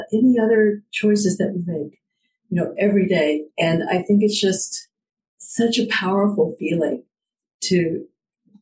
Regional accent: Fort Worth, Texas, United States; also born or lived in Pendleton, Oregon; I grew up in Cowtown, Fort Worth, Texas

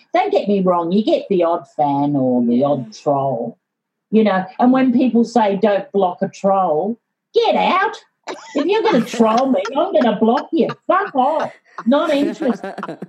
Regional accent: Yorkshire and the Humber, United Kingdom; born there; I was born in Yorkshire.

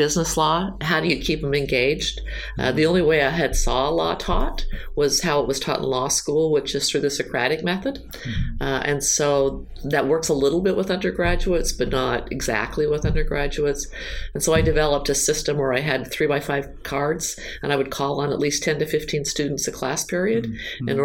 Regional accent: Utah, United States; moved away as an adult; also born or lived in Florida / Georgia / Michigan; And I'm originally from Utah, so I'm from the West.

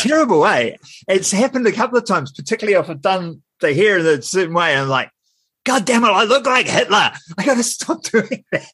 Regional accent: Wellington, New Zealand; I'm from Wellington

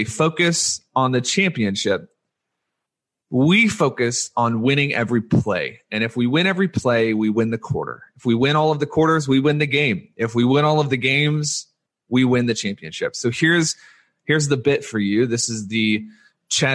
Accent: Louisiana, United States; I was born in Louisiana, and I was raised a Louisiana State University Tigers fan.

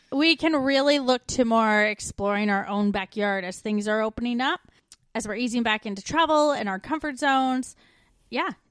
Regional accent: Canada; moved away; We're two Canadian expats now living in Australia and the U K.

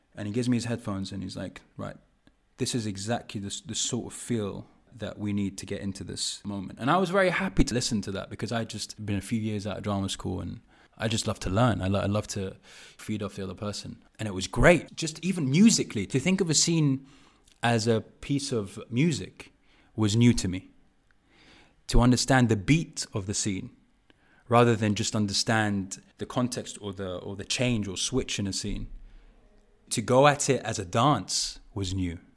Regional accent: London, United Kingdom; growing up in Park Royal in Acton

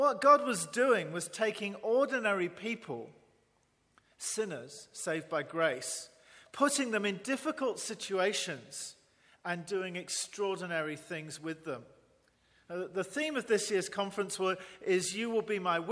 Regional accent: England, United Kingdom; moved away as an adult; also born or lived in Northern Ireland; now in Taiwan; an English Baptist

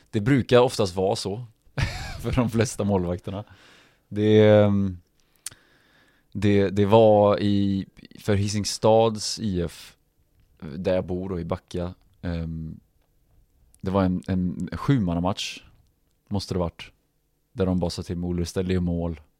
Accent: Stavanger, Rogaland, Norway; also born or lived in Norrköping, Sweden; Jag är född i Norrköping, flyttade 94 till ehm, Stavanger. Där egentligen hela eh, fotbollsäventyret egentligen började då, men, men inte på riktigt allvar då eftersom man var så pass ung.

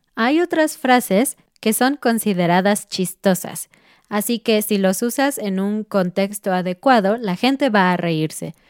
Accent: Mexico; como mexicanos

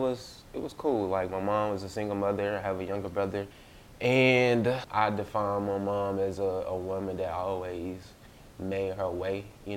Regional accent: Port Gibson, Mississippi, United States; also born or lived in Natchez, Mississippi; I'm originally from, I was raised in Port Gibson, mm-hmm. where Alcorn is.

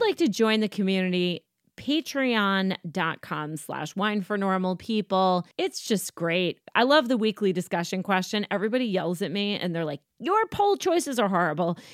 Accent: United States; I am an American

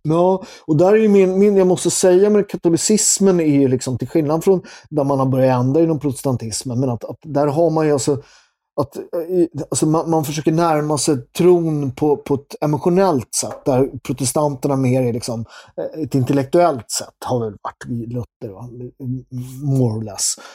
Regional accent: Sweden; Jag är från Sverige.

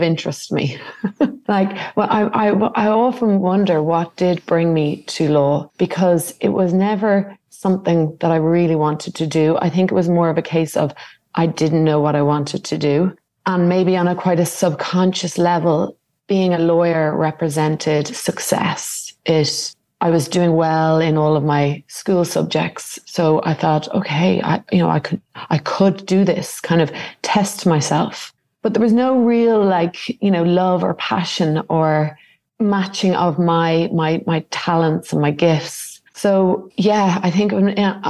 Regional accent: Dublin, Leinster, Ireland; moved away as an adult; now in Algarve, Portugal; I grew up in Dublin and I went to school locally. I was living in Goatstown

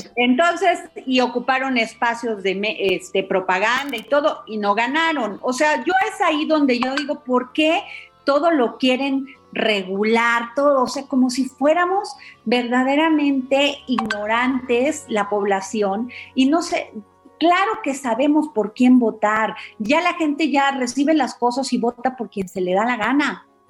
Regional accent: Mexico

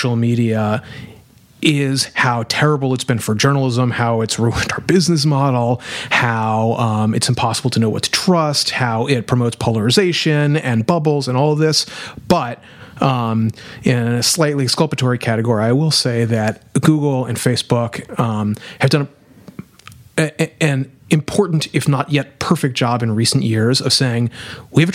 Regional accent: New Orleans, Louisiana, United States; I'm from New Orleans

